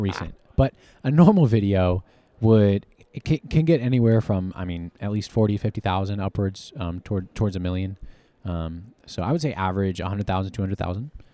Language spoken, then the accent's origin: English; Harrisonburg, Virginia, United States; moved away as an adult; now in Texas, United States; Harrisonburg, Virginia